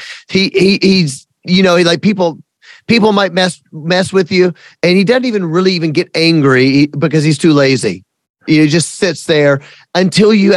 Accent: the South, United States; I'm from the South and I fully admit and I fully celebrate that I am a redneck

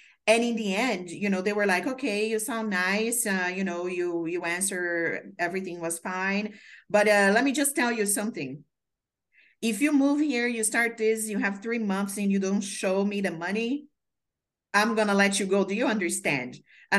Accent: Brazil; moved away as an adult; also born or lived in Maryland; now in New York, United States; I moved here from Brazil. So I came here for an internship to grow my career.

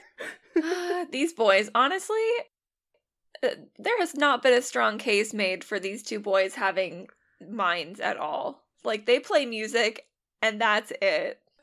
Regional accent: a suburb of Seattle, Washington, United States; I'm from a suburb of Seattle

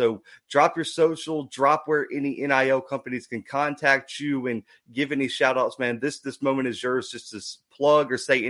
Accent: Alabama, United States; I'm from Alabama, so I got a big soft spot for Jacksonville State. I was there as an Auburn student

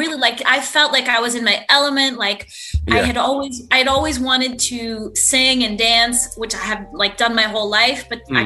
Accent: just south of Binghamton, northeastern Pennsylvania, United States; moved away as an adult; also born or lived in New York City / Poughkeepsie, New York; now in Paris, France; this country girl. Growing up in Pennsylvania

